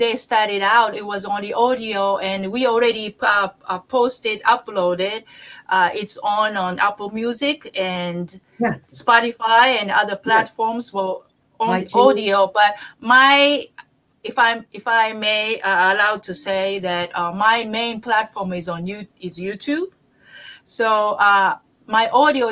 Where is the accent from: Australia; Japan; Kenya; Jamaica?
Japan; Osaka; also born or lived in New York, United States; now in Las Vegas, United States; I'm from Osaka